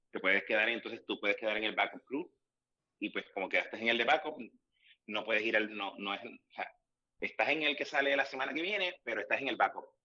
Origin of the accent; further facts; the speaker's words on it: Puerto Rico; Como americano puertorriqueño que soy